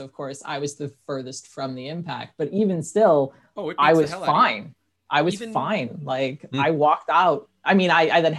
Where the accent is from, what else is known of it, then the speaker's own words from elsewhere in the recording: Michigan, United States; growing up in Michigan